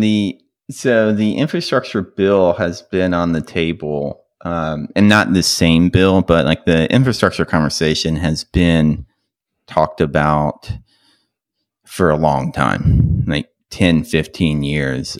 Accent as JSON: {"language": "English", "region": "Mississippi", "country": "United States", "tie": "born or raised there", "said": "growing up in Mississippi"}